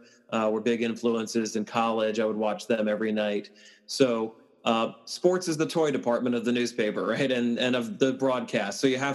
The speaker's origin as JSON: {"language": "English", "region": "New York", "country": "United States", "tie": "born or raised there", "said": "I grew up in New York"}